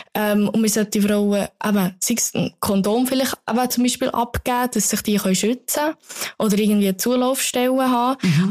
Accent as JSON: {"language": "German", "region": "Bern", "country": "Switzerland", "said": "ich bin Bernerin"}